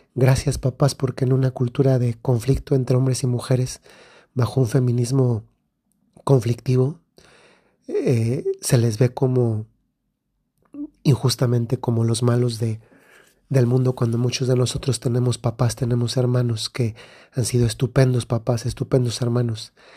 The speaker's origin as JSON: {"language": "Spanish", "region": "Guanajuato", "country": "Mexico", "moved": "yes", "lives_now": "Bari, Italy", "said": "soy del centro de México, de un estado que se llama Guanajuato"}